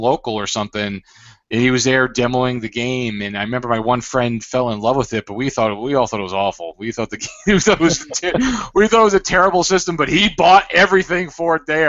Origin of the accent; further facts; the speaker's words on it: Broward County, Florida, United States; now in Boca Raton, United States; I grew up in Broward